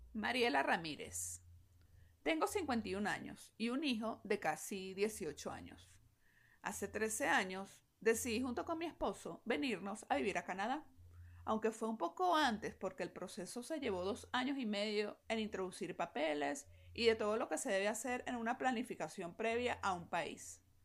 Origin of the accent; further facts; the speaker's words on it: Venezuela; me encuentro una vez más aquí en mi país trabajando